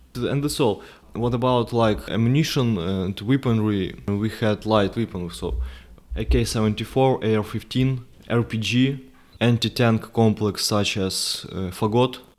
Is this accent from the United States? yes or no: no; Ukraine; I went back to my hometown, stayed there for several months